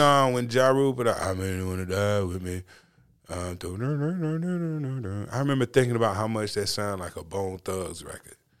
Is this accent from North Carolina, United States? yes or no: yes; North Carolina, United States; we're from North Carolina